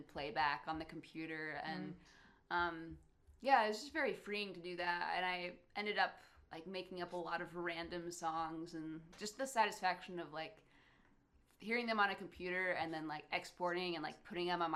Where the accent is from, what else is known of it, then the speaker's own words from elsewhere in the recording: Traverse City, Michigan, United States; also born or lived in Wisconsin / Nashville; Traverse City, you know, is definitely where we grew up. I was born in Wisconsin, technically, but only lived there for like 3 years